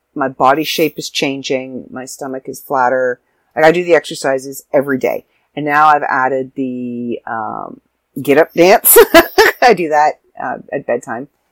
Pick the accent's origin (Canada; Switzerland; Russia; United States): Canada; I'm Canadian